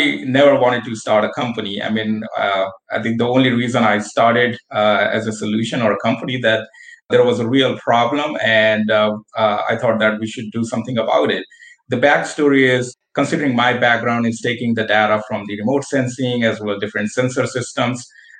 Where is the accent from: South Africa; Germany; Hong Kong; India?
India; moved away as an adult; also born or lived in United States; now in Buffalo, United States; I'm born and raised in India